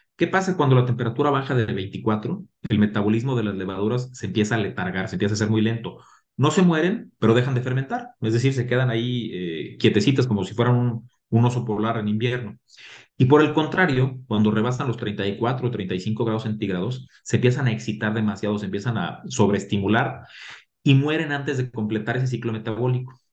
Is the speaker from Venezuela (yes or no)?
no; Mexico; como mexicanos